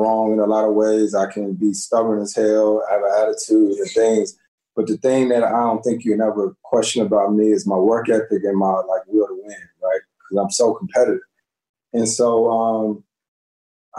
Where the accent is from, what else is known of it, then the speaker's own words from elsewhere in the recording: Winston-Salem, North Carolina, United States; I grew up around the Winston-Salem States, the North Carolina A&Ts